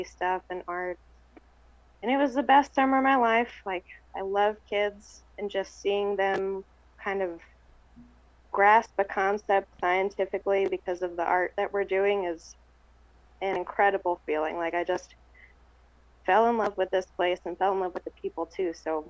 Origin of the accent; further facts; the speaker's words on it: Trout Lake, Washington, United States; I try to not tell people where I'm from because I don't want it to get destroyed